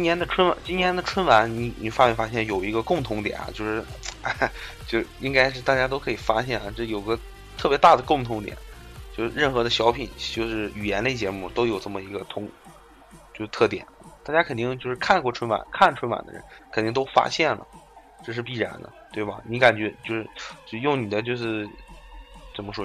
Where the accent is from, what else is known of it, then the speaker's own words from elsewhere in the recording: northern China, China; 我们北方也要保持一个传统